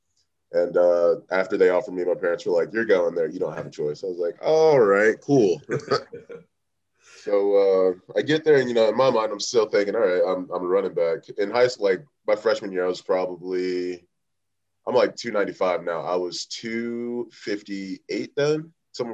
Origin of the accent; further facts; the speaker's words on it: Warner Robins, Georgia, United States; also born or lived in Atlanta, Georgia; I'm from Georgia, Warner Robins, Georgia. I was born in Atlanta. Family moved down there in 2000